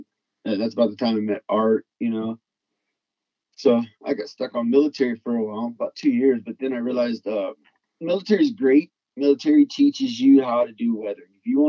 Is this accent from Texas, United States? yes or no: yes; Texas, United States; also born or lived in Louisiana; Well, I grew up in Texas and Louisiana, more in the, let's call it the lower income sections.